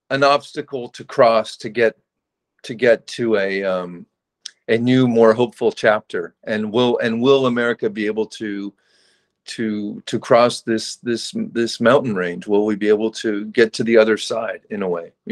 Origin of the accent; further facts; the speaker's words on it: California, United States; I think the pool for me is an interesting icon to work with growing up in California because it has such this sort of utopian image, the pool.